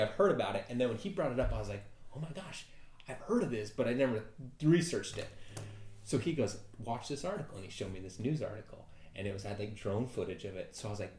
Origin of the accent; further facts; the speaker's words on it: Mesa, Arizona, United States; we grew up in Mesa, you and I.